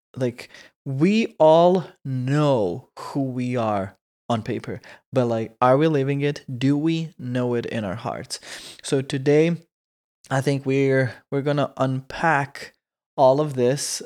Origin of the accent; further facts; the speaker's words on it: Croatia; English is a second language; moved away; we say it in Croatian